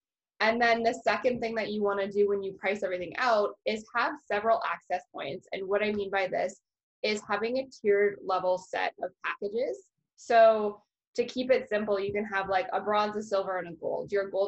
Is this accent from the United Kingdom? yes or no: no; Canada; which is very frustrating as a Canadian to be like, I can't work with a Canadian coach because they charge in US dollars.